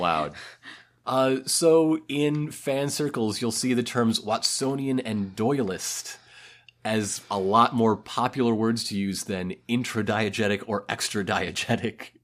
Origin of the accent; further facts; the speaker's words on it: United States; We're American.